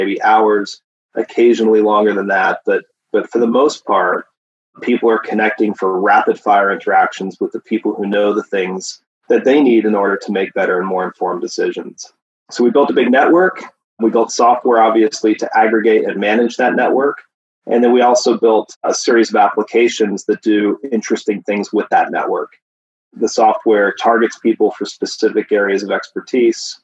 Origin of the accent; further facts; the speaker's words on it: then Tennessee, Pennsylvania, United States; also born or lived in upstate New York; now in California, United States; I grew up on the East Coast, originally in Pennsylvania and then Tennessee